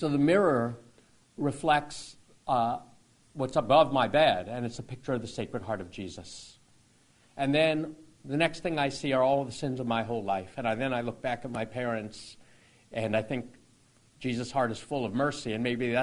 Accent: Toledo, Ohio, United States; growing up in Toledo

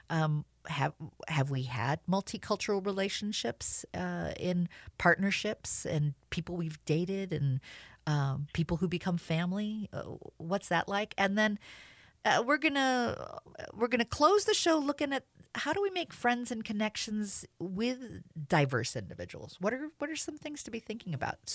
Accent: New Jersey, United States; born there; also born or lived in Washington, D.C. / Southern California; in New Jersey, very multicultural. I moved. We moved to D.C. Mom was involved with civil rights, very involved with multicultural group. Moved to Southern California.

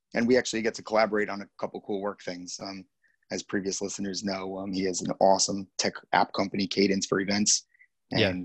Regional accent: Dix Hills, New York, United States; also born or lived in Queens, New York / Massapequa Park, New York / New Orleans / Hoboken, New Jersey; most of my life I spent in a town called Dix Hills. That's where I went to most of my uh, grade school life

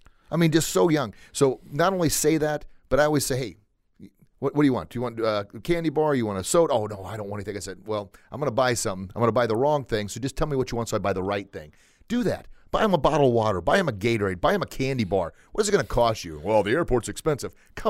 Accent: Granite City, Illinois, United States; I grew up on a farm outside of Granite.

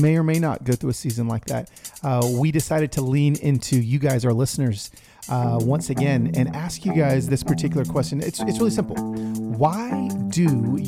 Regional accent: Los Angeles, California, United States; I was raised in East LA, Primera Iglesia Bautista de Pico Rivera

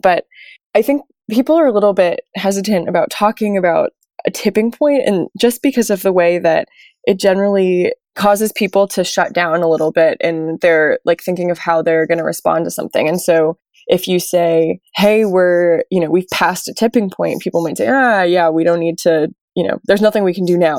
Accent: New York, United States; moved away as an adult; also born or lived in Maine; So I'm originally from New York, which, although you might not think of it that way, is actually a coastal city

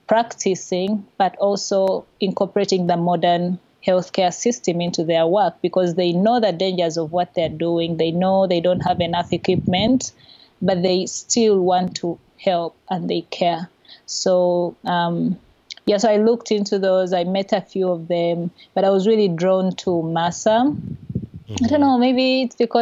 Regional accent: Kampala, Central Region, Uganda; I was born and raised in Kampala, which is the main city of our small country

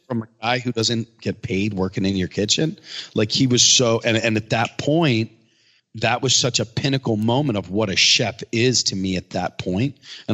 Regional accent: Bala Cynwyd, Pennsylvania, United States; when I grew up in Bala Cimlet.

